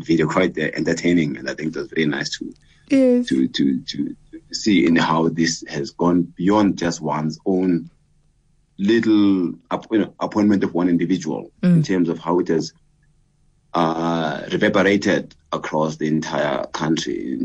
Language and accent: English; Katlehong, Gauteng, South Africa; growing up in Katlehong in the 1970s, I was born in, on the 3rd of April, 69, growing up in Katlehong, having done all my schooling in Katlehong